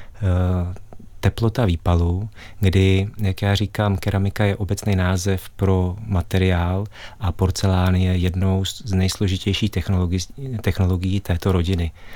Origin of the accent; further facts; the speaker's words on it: Karlovy Vary area, Karlovy Vary Region, Czechia; jsem eh, se narodil na Karlovarsku a pocházím vlastně z oblasti